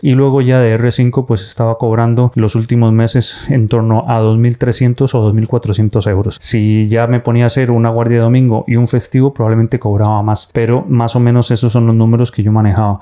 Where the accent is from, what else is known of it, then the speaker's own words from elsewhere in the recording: Costa Rica; moved away as an adult; now in Spain; soy médico de Costa Costa Rica, pero formado aquí en España como urólogo